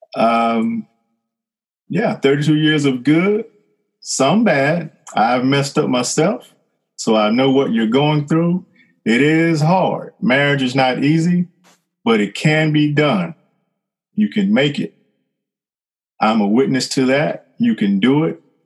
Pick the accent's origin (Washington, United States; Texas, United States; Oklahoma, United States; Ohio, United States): Texas, United States; Fort Worth; moved away as an adult; now in Southwest Louisiana, United States; I am originally from Fort Worth, Texas. I lived there till 1993